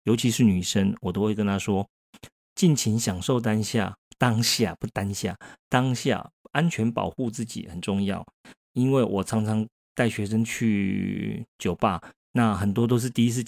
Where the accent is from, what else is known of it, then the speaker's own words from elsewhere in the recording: Taiwan; 因为目前我还我是台湾人嘛，所以说我怎么跑 party 最多的还是在台湾。